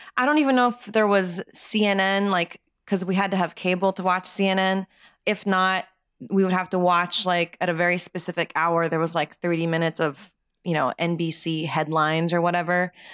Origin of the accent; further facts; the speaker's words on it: Japan; moved away as an adult; now in United States; I was born and raised in Japan until I was 18